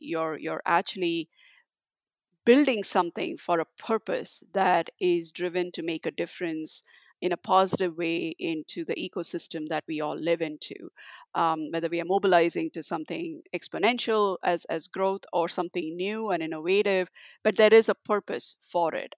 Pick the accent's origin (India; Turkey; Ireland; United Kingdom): India; my parents always encouraged me for doing whatever I wanted to do growing up in India